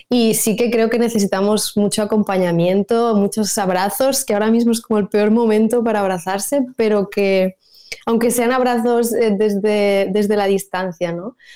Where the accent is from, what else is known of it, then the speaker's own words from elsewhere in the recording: Spain; first language Catalan; Spanish is a second language; además porque era en catalán y, es mi lengua materna y al final em, donde hago conciertos básicamente es en Cataluña